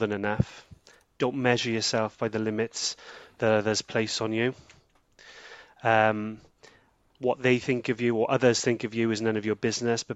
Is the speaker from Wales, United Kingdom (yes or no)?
yes; Porth, Wales, United Kingdom; this is where I was born and this is where I live